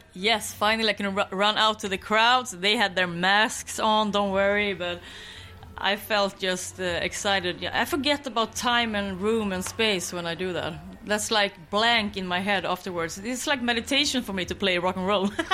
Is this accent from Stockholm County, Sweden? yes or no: no; Skåne, Sweden; English is a second language; moved away; my hometown in Skåne to visit my mother